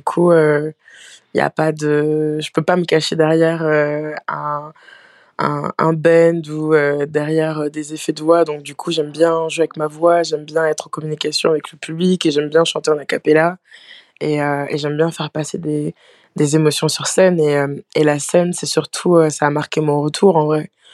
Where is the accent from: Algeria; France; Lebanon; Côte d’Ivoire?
France; Pont-Sainte-Maxence, Hauts-de-France; also born or lived in Aisne / Canada; J'ai grandi, euh, j'ai grandi en, Picardie